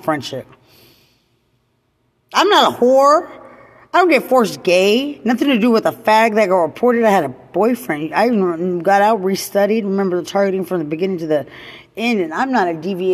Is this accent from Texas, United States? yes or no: yes; Lubbock, Texas, United States; I'm from Lubbock, Texas